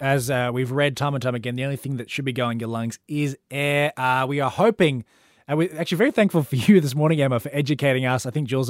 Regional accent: Melbourne, Victoria, Australia; accent: Melbourne; Australian accent. I've born and raised in Australia. I've never lived anywhere else.

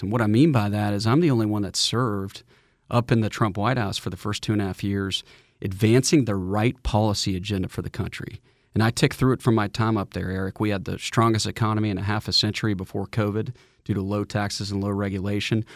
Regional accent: Atlanta, Georgia, United States; I'm a proud native, son of the state. I was born in Atlanta

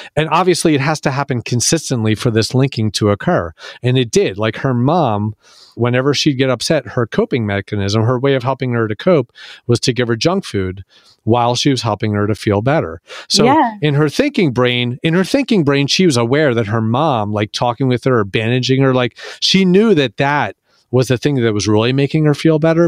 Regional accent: Philadelphia, Pennsylvania, United States; I'm from Philadelphia

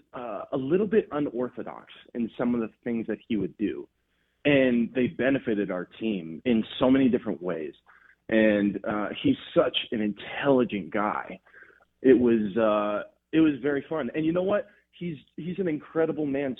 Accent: Los Angeles, California, United States; moved away; also born or lived in Oregon; I'm born and raised in Los Angeles

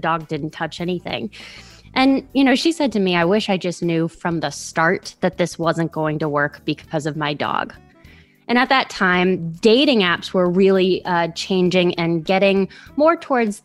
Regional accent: New Orleans, Louisiana, United States; I'm from New Orleans, Louisiana

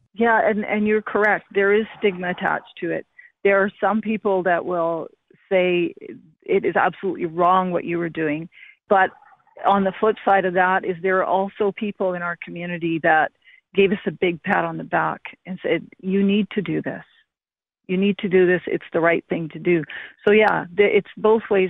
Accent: British Columbia, Canada; also born or lived in India; I was raised in Canada and I love Canada

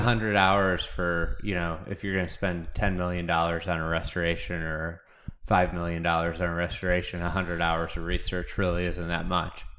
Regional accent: Lake Bluff, Illinois, United States; I grew up in Lake Bluff, um, in Lake Forest

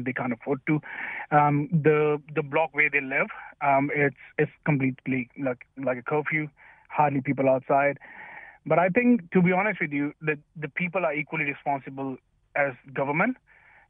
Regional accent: Delhi, India; now in New Zealand; I'm from Delhi, where the condition is really dire at the moment.

